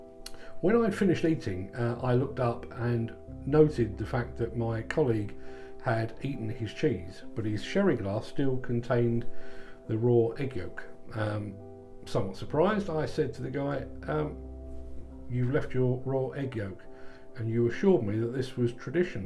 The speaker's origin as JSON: {"language": "English", "region": "London", "country": "United Kingdom", "said": "as a Londoner myself"}